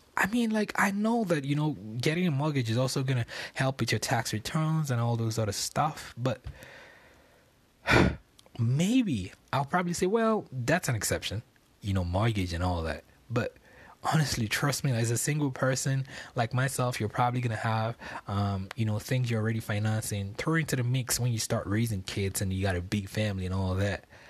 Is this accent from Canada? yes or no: no; Lagos, Nigeria; moved away as an adult; now in United States; I was born on Lagos Island in Nigeria, and I was raised in a place called Ebutemeta, which I lived for a long period of time.